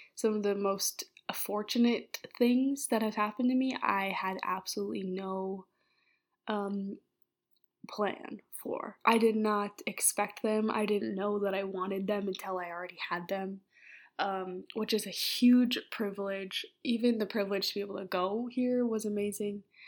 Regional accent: Minneapolis, Minnesota, United States; also born or lived in Oxford, United Kingdom; say Minneapolis

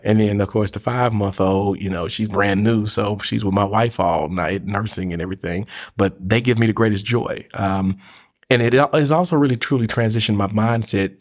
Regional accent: Memphis, Tennessee, United States; moved away as an adult; now in Chattanooga, United States; I'm originally from Memphis, Tennessee. Came here to, in two thousand and four to go to the University of Tennessee at Chattanooga.

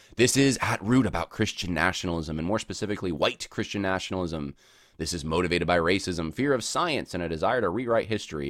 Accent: Oklahoma, United States; my home state of Oklahoma

